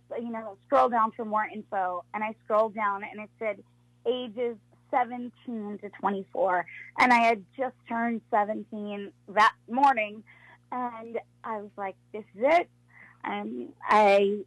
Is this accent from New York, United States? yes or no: yes; Long Island, New York, United States; I'm from Long Island